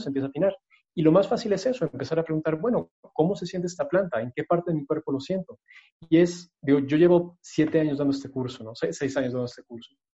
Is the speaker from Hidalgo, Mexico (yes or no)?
no; Mexico City, Mexico; yo crecí en la Ciudad de México, pero vivía cerca del bosque